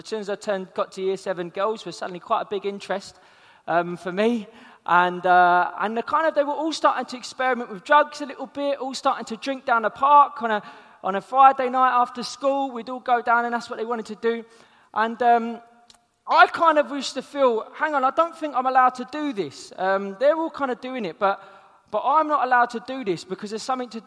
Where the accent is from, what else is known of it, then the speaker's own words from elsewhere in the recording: London, United Kingdom; I'm from South London